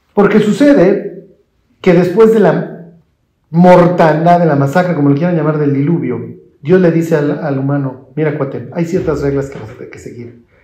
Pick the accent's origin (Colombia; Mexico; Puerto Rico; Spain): Mexico; yo soy mexicano y me llevo el Evangelio